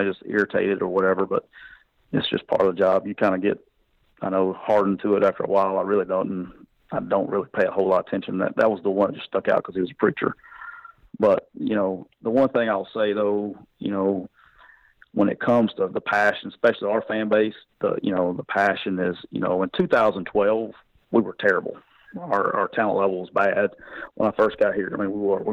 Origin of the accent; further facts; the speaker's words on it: Anniston, Alabama, United States; moved away; I'm from Anniston, Alabama, so I got to go to a bowl game 45 minutes from home